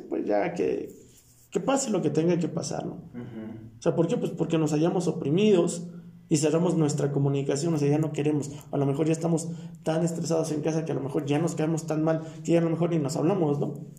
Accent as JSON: {"language": "Spanish", "country": "Mexico", "said": "nosotros como mexicanos"}